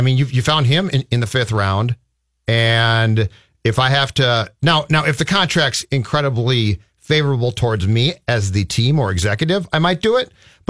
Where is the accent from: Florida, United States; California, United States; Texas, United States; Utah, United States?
California, United States; Los Angeles; moved away; I was born in Los Angeles